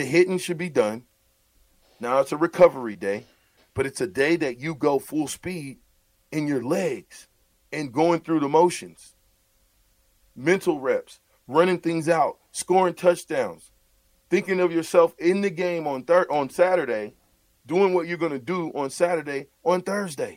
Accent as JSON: {"language": "English", "town": "Omaha", "region": "Nebraska", "country": "United States", "said": "I'm from Omaha"}